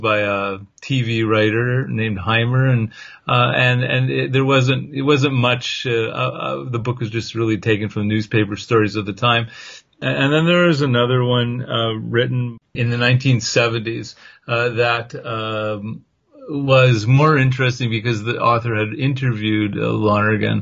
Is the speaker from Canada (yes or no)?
yes; Canada; I'm from Canada